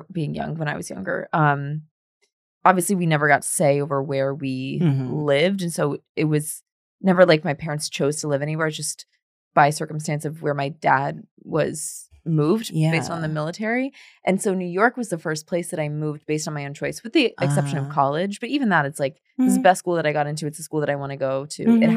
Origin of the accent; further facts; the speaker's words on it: France; born there; people thought it was cool that like I was born in France.